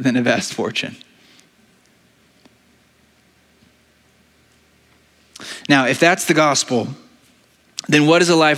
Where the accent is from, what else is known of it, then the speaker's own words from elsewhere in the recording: United States; we are American citizens